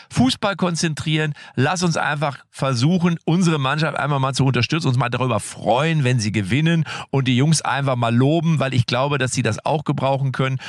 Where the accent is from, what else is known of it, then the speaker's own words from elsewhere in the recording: Germany; bei uns in Deutschland